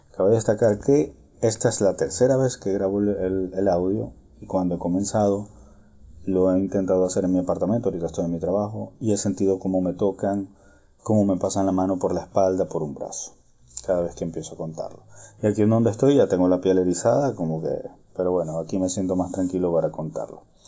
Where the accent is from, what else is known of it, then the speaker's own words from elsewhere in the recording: Venezuela; moved away as an adult; also born or lived in Ireland / Hamburg, Germany; now in Berlin, Germany; yo soy venezolano, pero como ya saben, la situación del país y toda esta historia, yo hace muchos años me vine a vivir a Europa